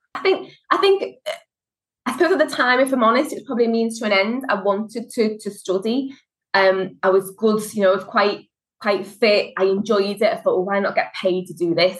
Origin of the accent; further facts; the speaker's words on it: Liverpool, North West England, United Kingdom; as you can tell from the accent, I'm from Liverpool, and Scousers like to look after themselves